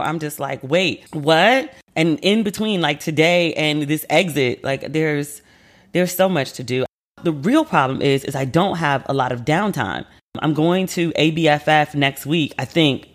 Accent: United States; moved away as an adult; I'm American

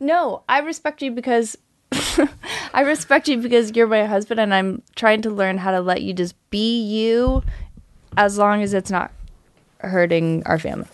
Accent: North Carolina, United States; moved away as an adult; also born or lived in Missouri; now in Los Angeles, United States; I grew up in North Carolina

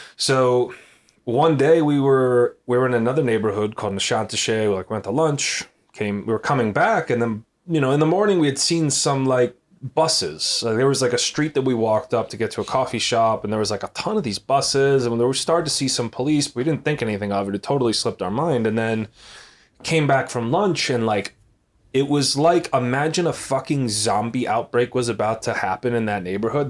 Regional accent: United States; we're American

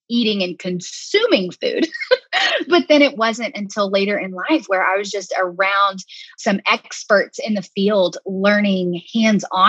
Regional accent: Arkansas, United States; moved away as an adult; also born or lived in Birmingham; growing up in Arkansas, we're kind of in, you know, really in the South

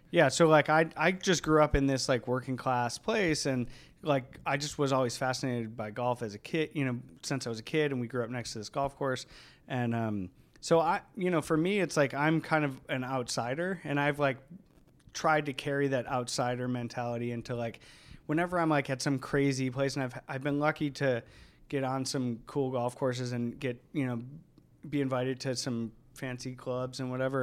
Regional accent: Cleveland, Ohio, United States; moved away; I grew up on the east side of Cleveland

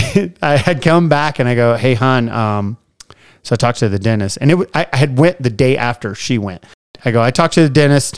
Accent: the South, United States; I grew up in the South

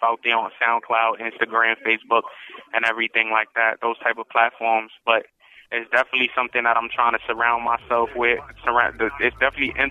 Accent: New York City, New York, United States; I was born and raised in Harlem, New York

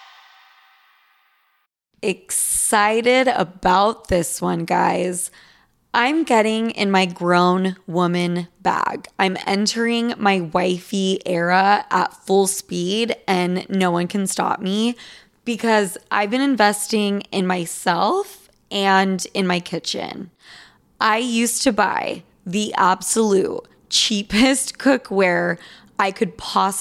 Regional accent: Utah, United States; now in New York City, United States; I was born in Utah

